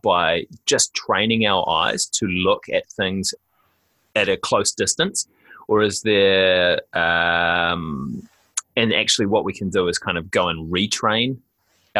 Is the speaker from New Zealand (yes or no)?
yes; Auckland, New Zealand; I probably had a similar upbringing to you, living in kind of semi-rural New Zealand, a little bit out of a few towns. I was born in West Auckland